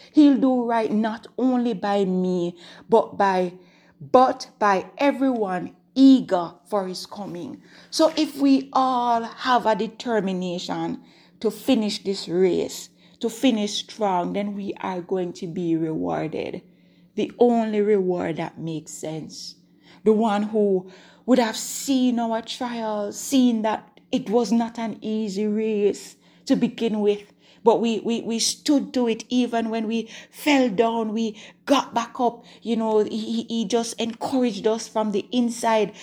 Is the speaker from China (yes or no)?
no; Jamaica; I'm recording from Jamaica. If, if you're, if you're a new time listener, then that's where I'm from.